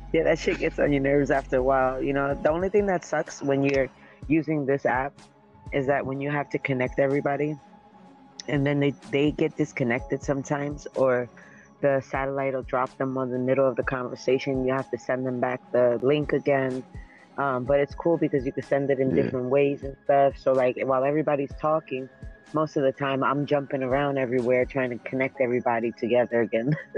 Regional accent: New York City, New York, United States; moved away as an adult; now in Florida, United States; I'm from Brooklyn, New York

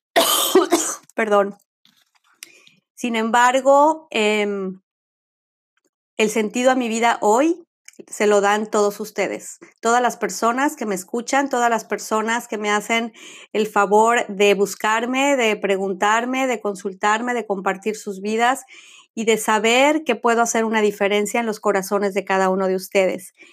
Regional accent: Mexico City, Mexico; now in Florida, United States; soy mexicana, nacida en Ciudad de México, ciudadana del mundo y el día de hoy vivo en el estado de Florida, en Estados Unidos

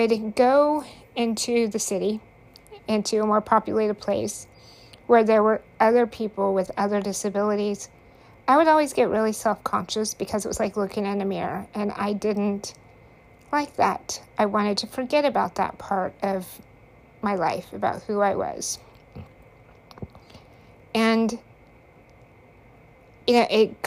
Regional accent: United States; I grew up in Hickville, USA. Less than 1,000 people in the town.

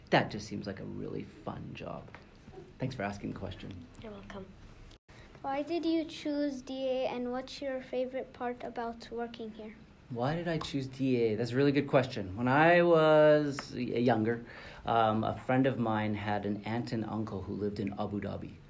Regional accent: Vancouver, British Columbia, Canada; also born or lived in Calgary / Montreal / Toronto / Tokyo; now in Dubai, United Arab Emirates; I come from Vancouver, Canada, where I lived for seven years, and I grew up. Uh, I grew up in Vancouver, Calgary, Montreal, Toronto.

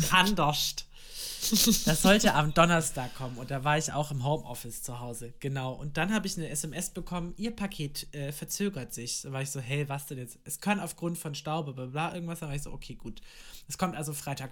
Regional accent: Germany; das ist ja die nächstgrößere Stadt bei mir, da wo ich aufgewachsen bin

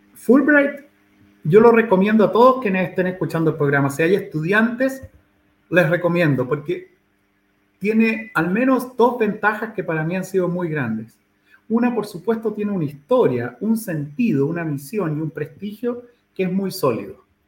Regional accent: Santiago, Santiago Metropolitan Region, Chile; now in Puerto Williams, Chile; yo nací en Chile, en Santiago de Chile, en el 6 de octubre de 1960, en la Clínica Santa María, que era una clínica muy tradicional, ¿no? En Santiago. Y crecí

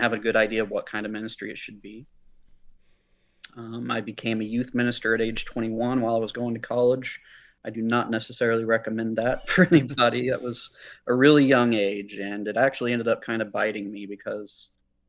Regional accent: near Gainesville, rural North Central Florida, United States; I was raised in a Christian home, up in rural North Central Florida. We're about half an hour northwest of Gainesville

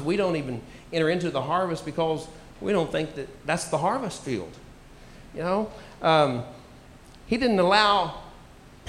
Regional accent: United States; moved away; also born or lived in Tulsa, Oklahoma; I grew up on Lake Texoma

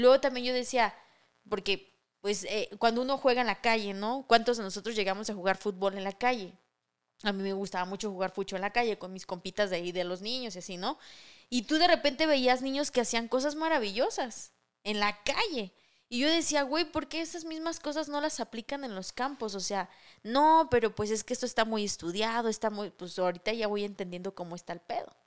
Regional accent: Mexico

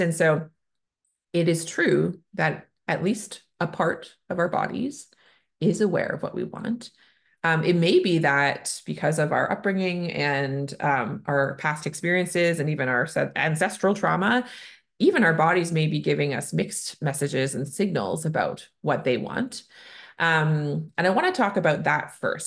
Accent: Canada; I'm a Canadian family physician

